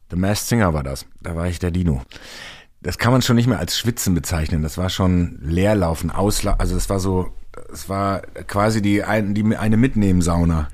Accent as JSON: {"language": "German", "region": "North Rhine-Westphalia", "country": "Germany", "tie": "born or raised there", "moved": "yes", "lives_now": "Hamburg, Germany", "said": "ein Stück Herz von mir bleibt auch immer in meiner alten Heimat Nordrhein-Westfalen"}